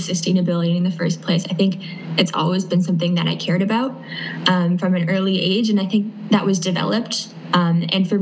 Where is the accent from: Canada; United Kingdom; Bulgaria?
Canada; I'm from Canada